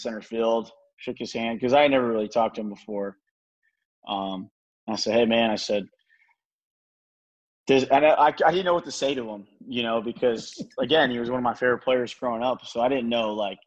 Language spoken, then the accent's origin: English; Tampa, Florida, United States; also born or lived in Hernando County, Florida; I grew up there until I was 12